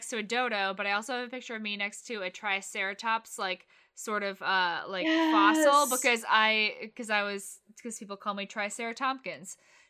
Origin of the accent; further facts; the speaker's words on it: United Kingdom; now in United States; but I don't think they realize how truly beautiful the hobnob is, like, as a British person.